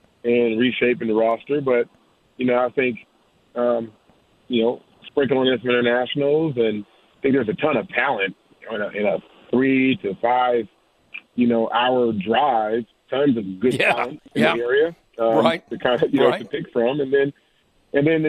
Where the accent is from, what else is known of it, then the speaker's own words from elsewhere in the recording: Joliet, Illinois, United States; I grew up in Joliet.